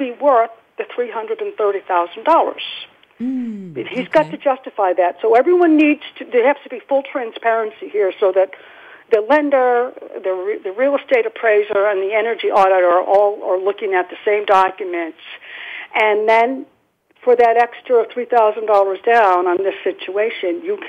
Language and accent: English; Massachusetts, United States; I'm from Massachusetts